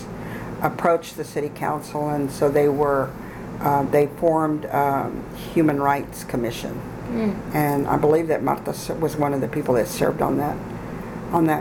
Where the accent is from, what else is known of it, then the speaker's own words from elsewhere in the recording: San Marcos, Texas, United States; I grew up here in San Marcos, which was at the time probably about 60% Hispanic